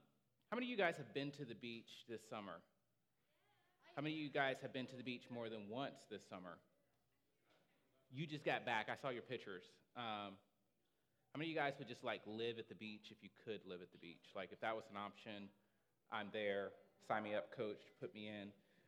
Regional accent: Huntsville, Alabama, United States; I grew up in Huntsville, Alabama, so Rocket City is what it was affectionately named.

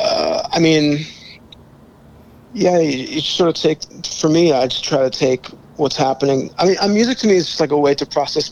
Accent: Chicago, Illinois, United States; moved away; also born or lived in Los Angeles; I'm from Chicago, but I lived in LA for a long mm-hmm. time

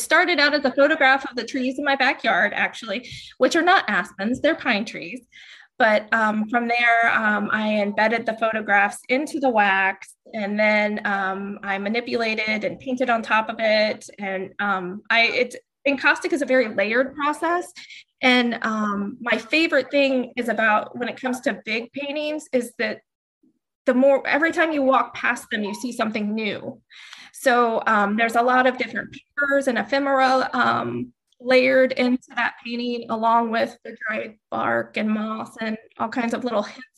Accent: Dayton, Ohio, United States; now in North Carolina, United States; I'm originally from Dayton

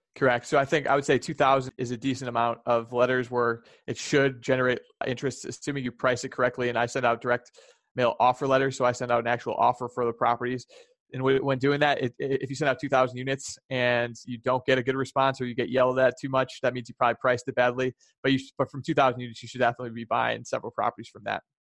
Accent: Chicago, Illinois, United States; I'm from Chicago

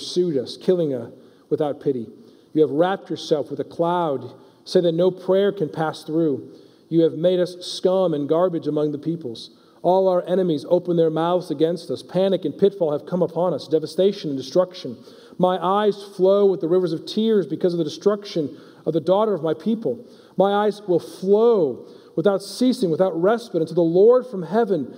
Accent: United States; we as an American church

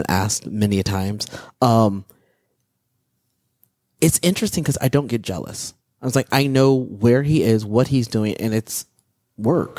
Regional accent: Midwest, United States; growing up in the Midwest

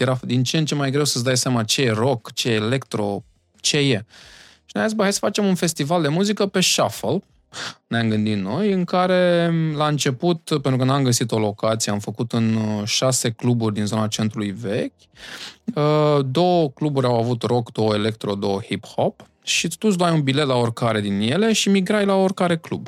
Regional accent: Bucharest, Romania; Eu vin din Iancul în Pantelimon, uh, acolo unde uh, s-au născut băieții aia faimoși

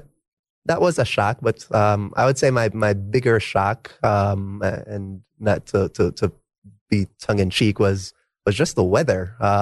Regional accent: Jamaica; because I came from Jamaica and, you know, not to overhype my education system, but we learned everything, right?

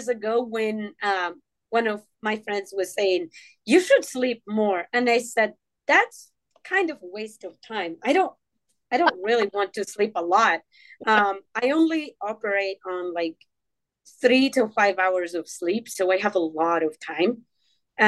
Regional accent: Morocco; now in Kansas City, United States; I grew up in Morocco where oral storytelling was very strong.

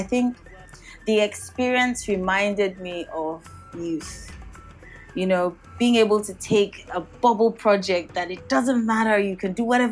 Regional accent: Nigeria; first language Yoruba; English is a second language; also born or lived in United Kingdom; I'm from Nigeria. We're both West African.

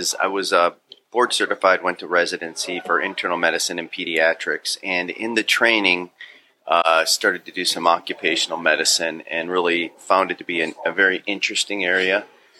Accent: Orange, Ohio, United States; Right behind here. Orange. Yep. Yeah. We used to cut through these streets, get down here.

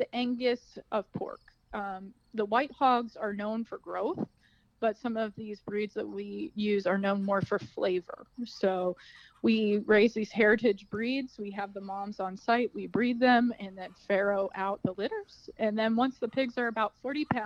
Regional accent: Mason, Ohio, United States; I'm from Mason originally, and did not grow up on a farm

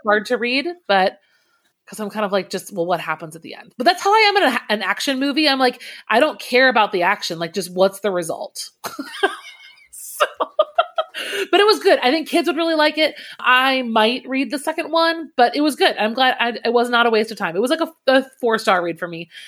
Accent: Naperville, Illinois, United States; also born or lived in New Jersey; He's actually from Naperville, which is where I was born and ra- uh, not born. I was raised.

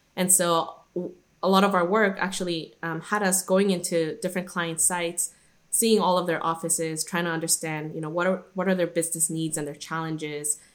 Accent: Guadalajara, Jalisco, Mexico; moved away; also born or lived in Irvine, California; I was actually born and raised in Guadalajara, which is a city in Mexico, and that's where I grew up for most of my childhood

